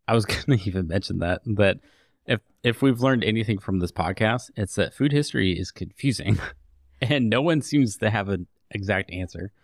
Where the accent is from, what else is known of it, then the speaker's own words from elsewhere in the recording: United States; I am of Swedish descent. Not that far back. I mean, I'm straight up American now